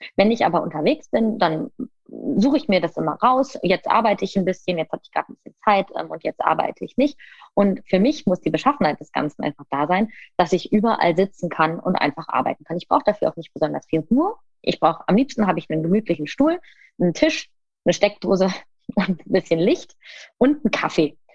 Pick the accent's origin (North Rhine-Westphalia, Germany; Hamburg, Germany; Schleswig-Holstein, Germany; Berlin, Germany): North Rhine-Westphalia, Germany; Düsseldorf; ich komme aus Düsseldorf